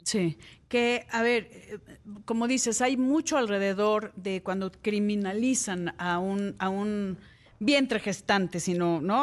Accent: Mexico; los que hemos nacido aquí en México

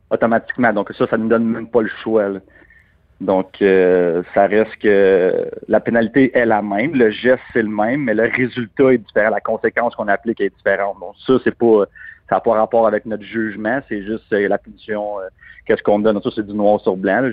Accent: Canada; on est Canadien.

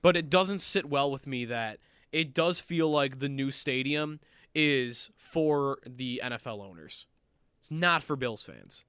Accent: Orchard Park, New York, United States; I am from Orchard Park. The stadium was in my backyard, basically, growing up

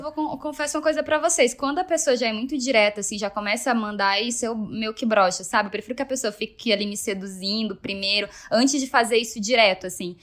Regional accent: Rio Branco, Acre, Brazil; now in São Paulo, Brazil; eu nasci no Acre, nasci na zona rural de Rio Branco

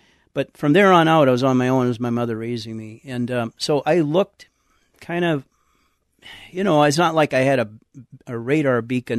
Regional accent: San Antonio, Texas, United States; I was raised in San Antonio and for the most part.

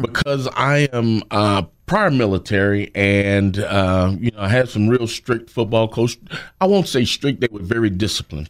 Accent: Greensboro, North Carolina, United States; I'm originally from Greensboro. Went to Grimshaw High School

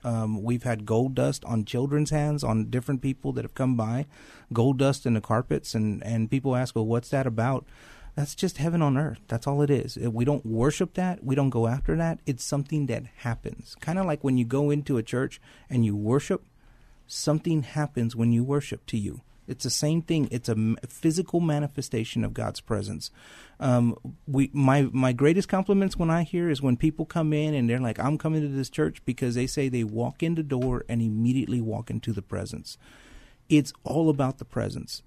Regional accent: San Antonio, Texas, United States; I grew up in San Antonio, went to Thomas Jefferson High School

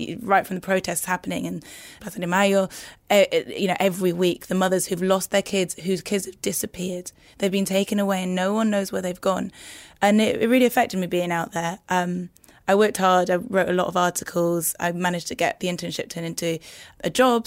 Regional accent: Newcastle upon Tyne, North East England, United Kingdom; moved away as an adult; Growing up in Newcastle

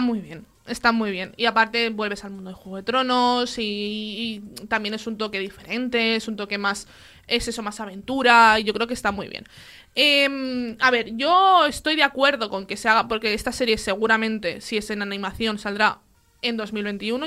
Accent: Gavà, Catalonia, Spain; que aparte es paisana, es de mi pueblo, de Gabá

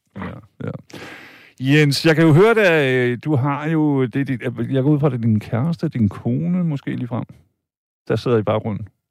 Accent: Vejle, Southern Denmark, Denmark; jeg er fra Vejle, jeg er fra Jylland

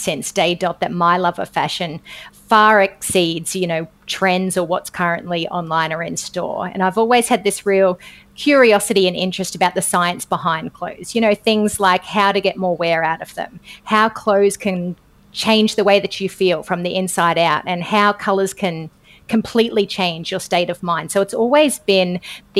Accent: Australia; accent: Aussie; I am very Aussie in the way that I say it.

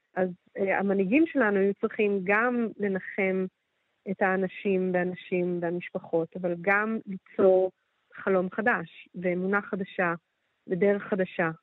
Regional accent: Jerusalem, Jerusalem District, Israel

